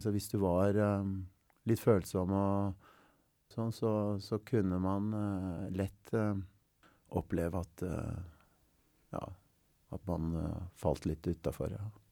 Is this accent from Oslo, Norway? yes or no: yes; Oslo, Norway; jeg er fra Stovner og har vokst opp